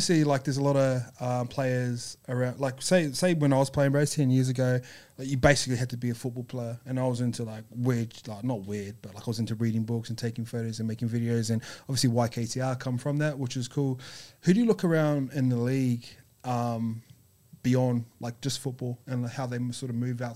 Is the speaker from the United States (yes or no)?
no; New Zealand; moved away as an adult; now in Australia; I grew up in New Zealand, so rugby's huge